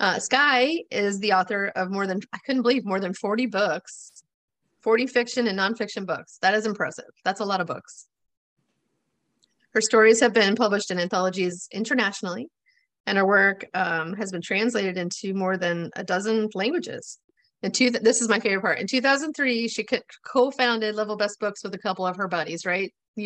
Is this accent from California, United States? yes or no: no; Florida, United States; also born or lived in New York; So I grew up in Florida in the 80s.